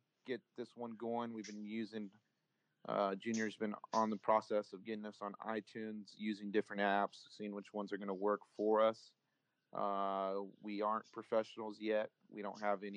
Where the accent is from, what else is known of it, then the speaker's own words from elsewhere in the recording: Tulare, California, United States; also born or lived in Santa Maria, California / Ridgecrest, California; we moved to Tulare. We've been here since, I want to say, the second grade. I was probably about 7 years old